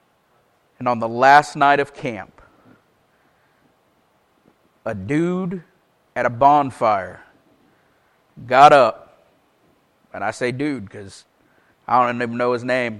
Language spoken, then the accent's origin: English; Paisley, Florida, United States; moved away; I was raised in the First Baptist Church of Paisley. Ironically, I now live back in Paisley